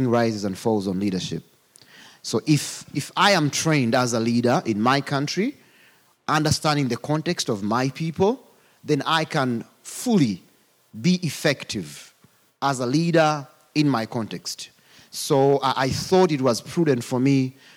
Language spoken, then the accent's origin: English; Uganda; accent: African; I come from Uganda